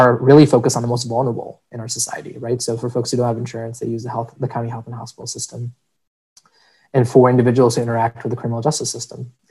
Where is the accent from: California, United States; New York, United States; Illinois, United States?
Illinois, United States; Chicago; born and raised in Chicago, in the north side of Chicago, then made the pilgrimage to the suburbs